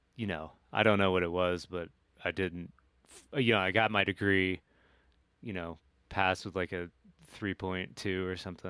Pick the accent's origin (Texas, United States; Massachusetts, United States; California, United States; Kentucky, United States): Kentucky, United States; moved away; I'm of two minds about where I'm from, like I'm like fuck yeah, Kentucky